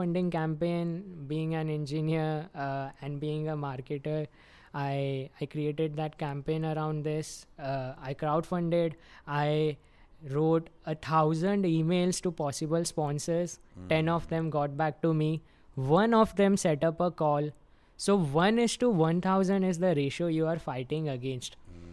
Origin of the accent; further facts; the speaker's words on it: Mumbai, Maharashtra, India; growing up in Mumbai metropolitan region